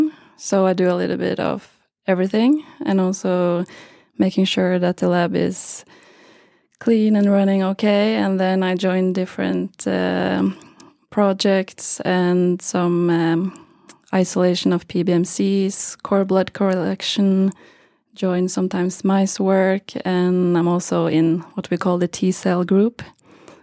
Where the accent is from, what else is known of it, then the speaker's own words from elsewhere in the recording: Geilo, Buskerud, Norway; also born or lived in Trondheim, Norway; I'm from Norway, a small place called Geilo in the mountains